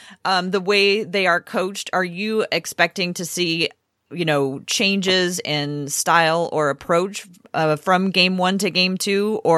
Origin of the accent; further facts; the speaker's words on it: Portland, Oregon, United States; I grew up in Portland